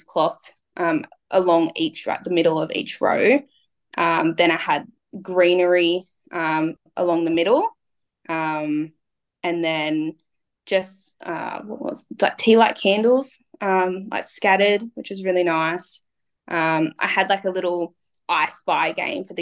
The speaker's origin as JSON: {"language": "English", "town": "Cowra", "region": "New South Wales", "country": "Australia", "tie": "born or raised there", "said": "I'm from like the bush. I was born in Cowra."}